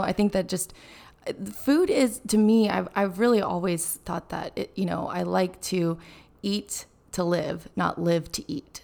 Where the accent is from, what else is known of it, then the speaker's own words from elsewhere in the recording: Carmel, California, United States; moved away; growing up in Carmel, Monterey